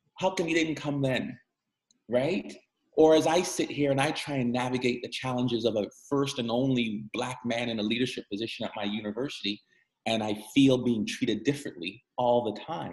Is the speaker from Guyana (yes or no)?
yes; Guyana; also born or lived in Missouri, United States; now in Canada; I'm a man from the Caribbean. I was born in Guyana, South America, and I identify as a Caribbean man.